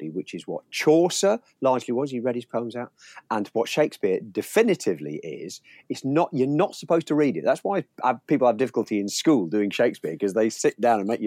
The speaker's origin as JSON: {"language": "English", "town": "Leicester", "region": "East Midlands", "country": "United Kingdom", "tie": "born or raised there", "also_born_or_lived": "Aberdeen / South West England", "moved": "as an adult", "said": "I was raised in Leicester"}